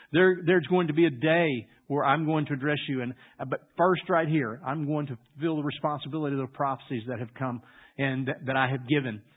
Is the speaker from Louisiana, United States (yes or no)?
yes; Louisiana, United States; I grew up in Louisiana